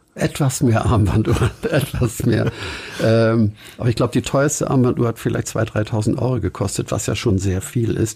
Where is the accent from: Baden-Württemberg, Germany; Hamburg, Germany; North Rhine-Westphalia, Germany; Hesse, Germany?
Hamburg, Germany; Inzwischen längst Blankenese. Geboren bin ich aber in Winterhude